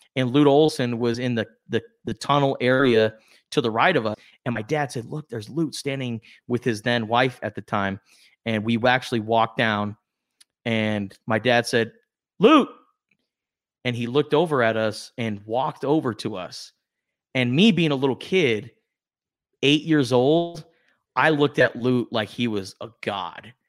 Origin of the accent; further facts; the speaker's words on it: Tucson, Arizona, United States; growing up in Tucson, Arizona